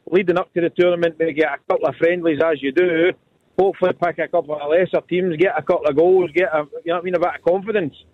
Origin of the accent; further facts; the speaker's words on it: Motherwell, Scotland, United Kingdom; I'm from Motherwell. I am, I'm from Motherwell.